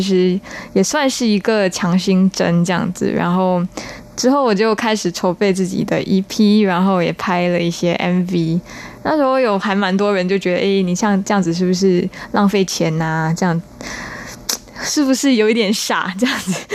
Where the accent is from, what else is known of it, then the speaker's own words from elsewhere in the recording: Singapore; 我是新加坡人，然后我们是英，英语系国家